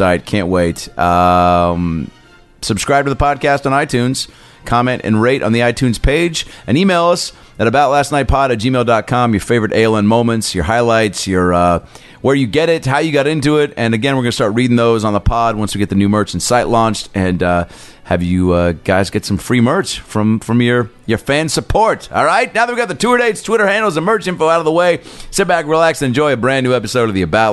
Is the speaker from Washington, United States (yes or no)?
yes; Seattle, Washington, United States; the top morning radio show in Seattle, my hometown.